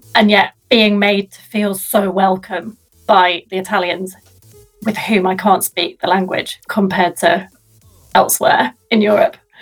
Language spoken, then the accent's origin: English; Sheffield, Yorkshire and the Humber, United Kingdom; my hometown which i love with a passion